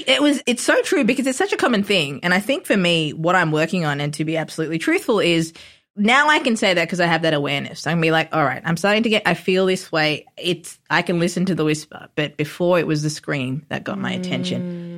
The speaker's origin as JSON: {"language": "English", "town": "Melbourne", "region": "Victoria", "country": "Australia", "tie": "born or raised there", "also_born_or_lived": "Sri Lanka"}